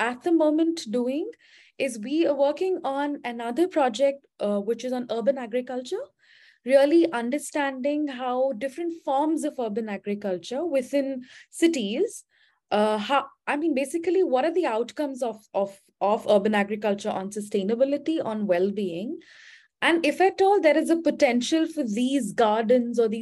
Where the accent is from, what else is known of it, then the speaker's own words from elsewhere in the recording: India; moved away as an adult; now in United States; am from India. I think I'm based at, I'm based in the US now.